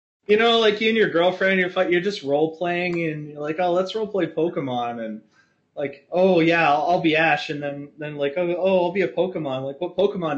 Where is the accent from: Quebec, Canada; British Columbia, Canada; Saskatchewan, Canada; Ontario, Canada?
British Columbia, Canada; Vancouver Island; I'm from Vancouver Island